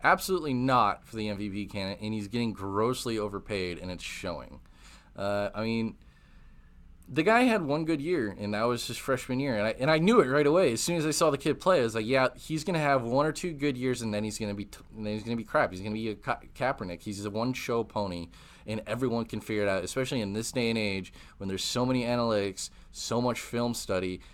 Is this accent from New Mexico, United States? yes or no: no; Wisconsin, United States; moved away; also born or lived in Texas; I'm from Wisconsin